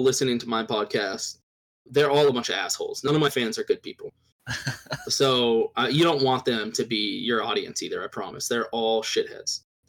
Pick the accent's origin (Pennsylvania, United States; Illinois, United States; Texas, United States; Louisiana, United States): Texas, United States; Raleigh /; now in Austin, United States; I was born in Raleigh.